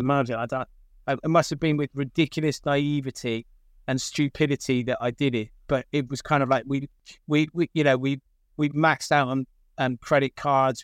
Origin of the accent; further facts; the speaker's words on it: Gloucester, South West England, United Kingdom; I grew up, um, in the centre of Gloucester, um, single parent family